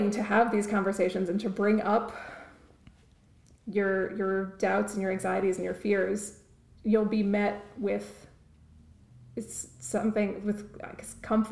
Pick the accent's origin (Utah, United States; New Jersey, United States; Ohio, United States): New Jersey, United States; moved away as an adult; also born or lived in Maryland / California; I grew up in New Jersey